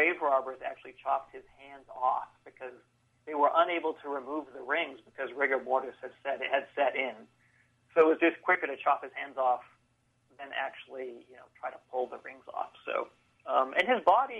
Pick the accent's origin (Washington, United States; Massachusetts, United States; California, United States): Massachusetts, United States; Haverhill; I grew up in Haverhill, Massachusetts